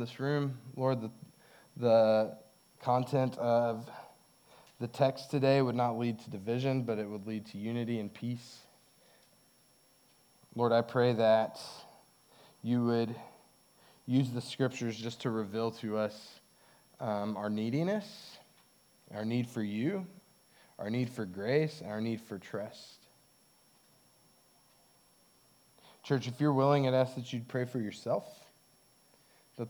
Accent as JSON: {"language": "English", "town": "Hobbs", "region": "New Mexico", "country": "United States", "tie": "born or raised there", "said": "When I was in my teens, I watched a lot of college basketball because there was not a lot else going on in Hobbs"}